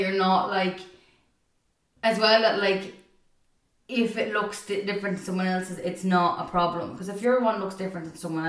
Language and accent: English; Ireland; as Irish people